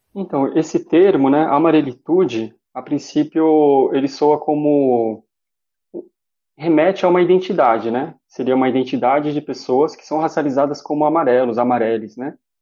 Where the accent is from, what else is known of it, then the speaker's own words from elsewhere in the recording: São Paulo, Brazil; sou nascido em São Paulo, na periferia, né, da Zona Leste